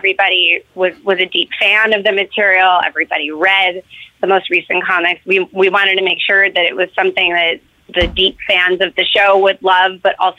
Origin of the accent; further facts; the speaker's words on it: New York City, New York, United States; I grew up in New York City, so I would text like my movie nerd friend who I grew up